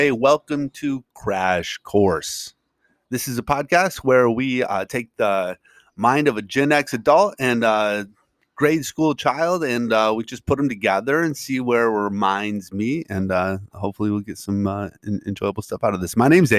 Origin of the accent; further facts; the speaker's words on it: Midwest, United States; I grew up in the Midwest.